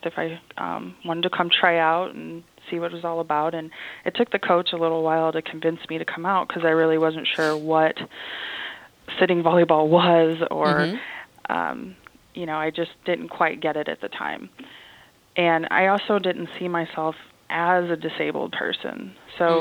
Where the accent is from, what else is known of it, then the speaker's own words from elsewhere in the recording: Champaign, Illinois, United States; moved away as an adult; also born or lived in Edmond, Oklahoma; growing up in Champaign, Illinois, where the University of Illinois is at, they have a lot of wheelchair basketball here